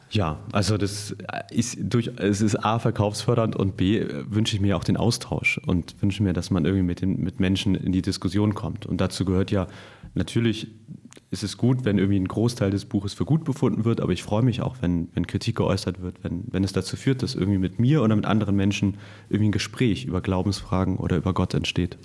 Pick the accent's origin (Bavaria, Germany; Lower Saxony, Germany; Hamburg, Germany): Hamburg, Germany; Auch aus Hamburg eigentlich aus dem Westen Hamburgs